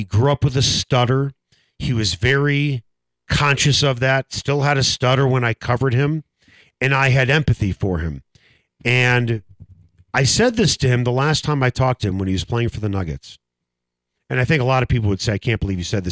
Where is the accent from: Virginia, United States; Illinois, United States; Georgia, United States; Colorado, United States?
Illinois, United States; North Shore of Chicago; we're both guys from the North Shore of Chicago.